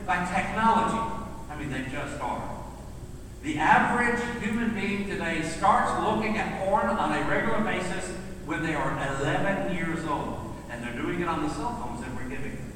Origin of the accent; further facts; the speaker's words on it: Middle Tennessee, United States; growing up in Middle Tennessee